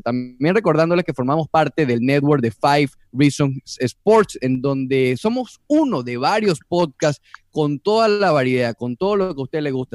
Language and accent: Spanish; Venezuela; now in Miami, United States; yo como venezolano que vive en Miami